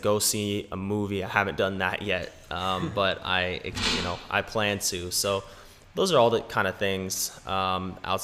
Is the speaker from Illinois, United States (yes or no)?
no; Pasadena, California, United States; also born or lived in Laguna Beach, California; So I was born in Pasadena